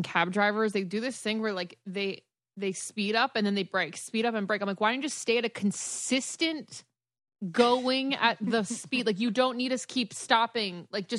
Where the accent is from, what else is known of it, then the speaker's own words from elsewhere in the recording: Florida, United States; I'm from Florida.